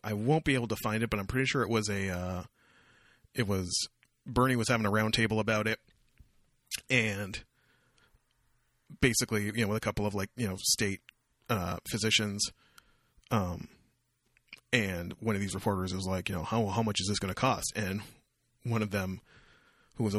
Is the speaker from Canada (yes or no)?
yes; Canada; I'm Canadian